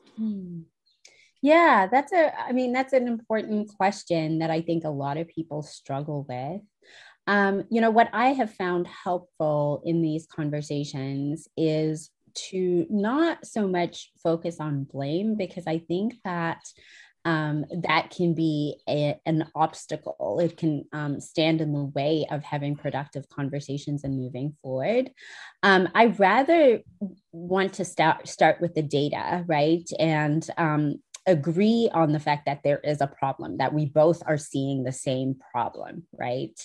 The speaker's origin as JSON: {"language": "English", "country": "South Africa", "also_born_or_lived": "United Kingdom", "moved": "as an adult", "lives_now": "New Hampshire, United States", "said": "I'm originally from South Africa"}